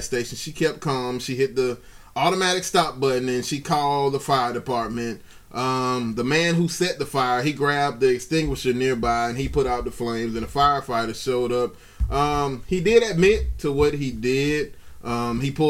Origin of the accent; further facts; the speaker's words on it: Atlanta, Georgia, United States; now in Baltimore, United States; I'm from Atlanta